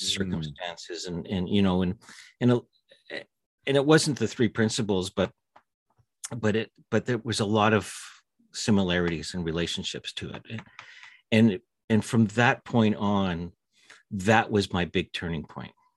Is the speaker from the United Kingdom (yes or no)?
no; Winnipeg, Manitoba, Canada; I grew up in Winnipeg, uh, right in the heart of, uh, Canada